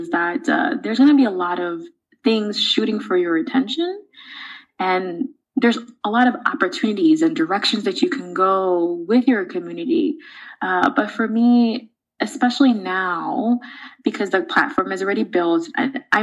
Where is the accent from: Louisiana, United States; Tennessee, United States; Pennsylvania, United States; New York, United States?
New York, United States; New York City; I grew up in the Bronx in New York City